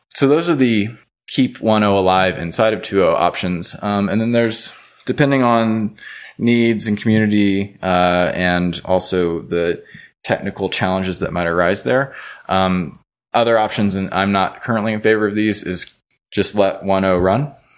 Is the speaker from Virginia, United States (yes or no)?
no; Baton Rouge, Louisiana, United States; moved away as an adult; also born or lived in New Orleans, Louisiana; now in Boulder, United States; I'm from Baton Rouge, Louisiana. I've actually, until, like, a week ago, resided in New Orleans. I'm out in Boulder now.